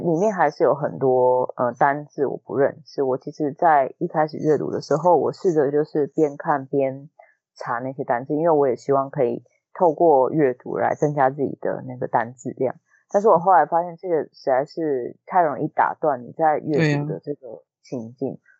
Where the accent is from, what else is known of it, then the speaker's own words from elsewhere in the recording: Taiwan; 然后那个时候你知道我们台湾人就是听到这种